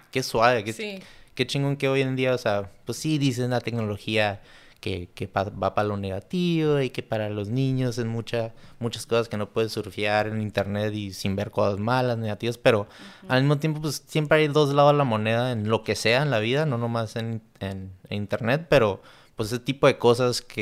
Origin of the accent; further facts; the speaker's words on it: Mexico; te orgullece, pues, como siendo mexicana